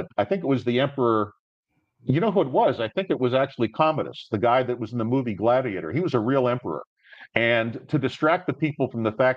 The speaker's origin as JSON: {"language": "English", "town": "Miami", "region": "Florida", "country": "United States", "tie": "born or raised there", "also_born_or_lived": "Pittsburgh", "moved": "yes", "said": "I grew up in Miami, then later in Pittsburgh"}